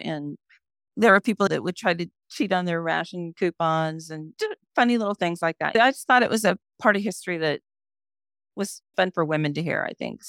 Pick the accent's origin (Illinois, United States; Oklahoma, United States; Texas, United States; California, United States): California, United States; San Francisco; San Francisco is actually my hometown, birth town, and I've had a fondness for it.